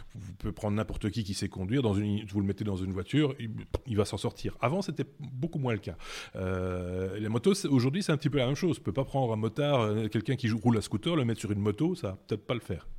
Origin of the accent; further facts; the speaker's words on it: Belgium; chez nous en Belgique